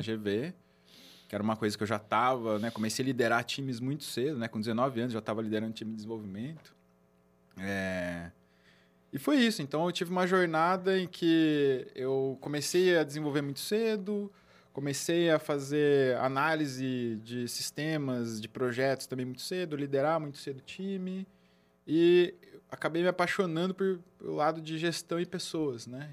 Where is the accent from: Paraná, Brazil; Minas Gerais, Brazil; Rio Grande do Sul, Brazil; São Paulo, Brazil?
São Paulo, Brazil; Campinas; sou de Campinas, nasci aqui, minha família, a grande maioria